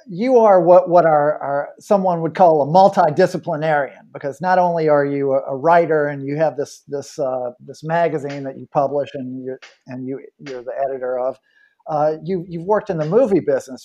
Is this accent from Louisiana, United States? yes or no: yes; New Orleans, Louisiana, United States; born or raised there